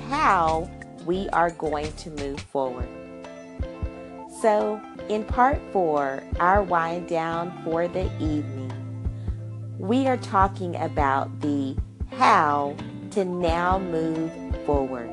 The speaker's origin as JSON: {"language": "English", "region": "Arkansas", "country": "United States", "said": "I'm from Arkansas"}